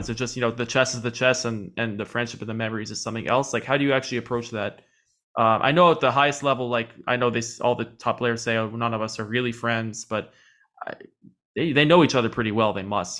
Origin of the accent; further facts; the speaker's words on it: New York City, New York, United States; I am from New York City